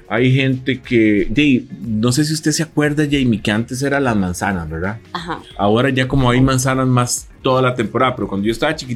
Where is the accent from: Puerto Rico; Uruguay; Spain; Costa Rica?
Costa Rica; San Antonio de Belén, Heredia; yo soy de San Antonio de Belén y vos sabes que en Belén la gente ese tamal con mayonesa.